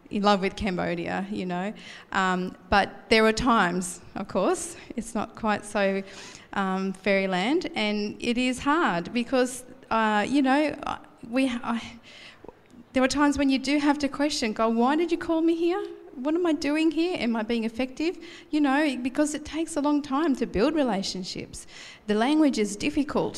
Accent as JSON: {"language": "English", "area": "Blue Mountains", "region": "New South Wales", "country": "Australia", "tie": "born or raised there", "moved": "as an adult", "lives_now": "Gold Coast, Australia", "said": "we're moving to the Blue Mountains, where it's a bit chillier, but it's also my home country, not home country, my home province"}